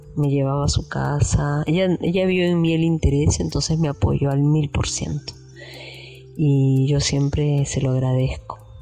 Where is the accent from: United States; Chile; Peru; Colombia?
Peru; Lima; now in Manglar Alto, Ecuador; vivo en Ecuador, en Manglar Alto, en una playa, en un pueblo de la costa ecuatoriana, pero nací en Perú, soy peruana, nací en Lima